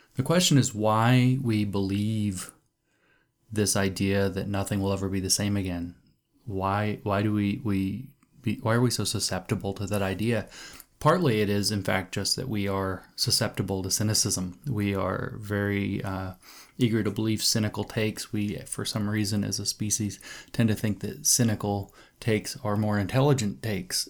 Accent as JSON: {"language": "English", "country": "United States", "said": "I'm an American"}